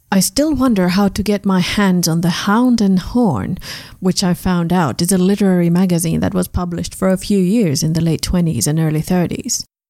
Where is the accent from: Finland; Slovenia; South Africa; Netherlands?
Finland; now in Germany; my home country